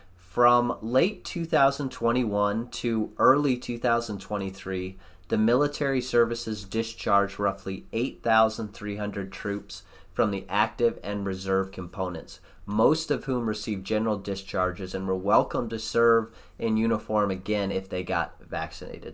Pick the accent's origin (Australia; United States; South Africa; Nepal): United States; as an American